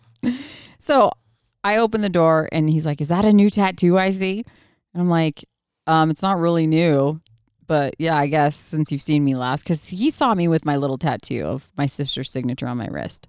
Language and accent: English; Oregon, United States; moved away; we were born and raised in Oregon, so he still actually lives on the small ranch that I was raised on